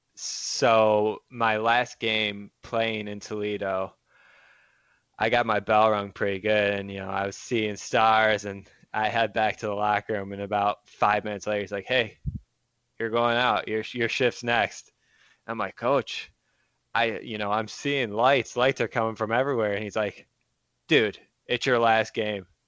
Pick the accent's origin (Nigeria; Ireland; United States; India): United States; Monroe, Michigan; moved away as an adult; also born or lived in Pittsburgh, Pennsylvania; now in New York, United States; I was born and raised in Monroe.